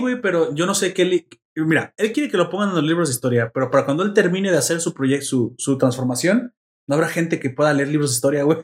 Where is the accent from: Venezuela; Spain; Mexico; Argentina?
Mexico; Me representa como mexicano